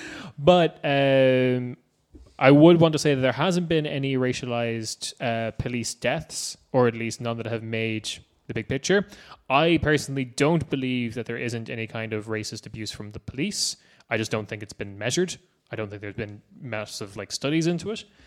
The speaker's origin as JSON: {"language": "English", "country": "Ireland", "said": "we're Irish"}